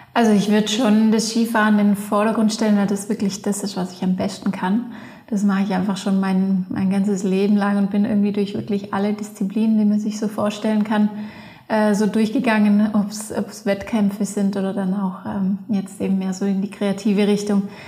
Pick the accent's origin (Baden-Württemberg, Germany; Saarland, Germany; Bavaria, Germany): Baden-Württemberg, Germany; Leutkirch im Allgäu; moved away as an adult; also born or lived in Innsbruck, Austria; now in Patsch, Austria; Ich komme aus Leutkirch im Allgäu ähm, und bin jetzt aber schon, glaube ich, 18 Jahre in Innsbruck